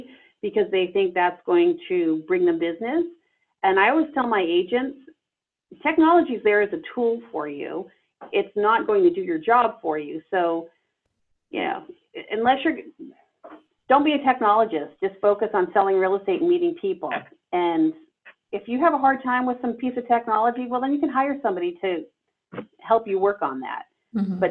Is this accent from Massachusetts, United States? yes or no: yes; Boston, Massachusetts, United States; now in Redondo Beach, United States; I'm originally from Boston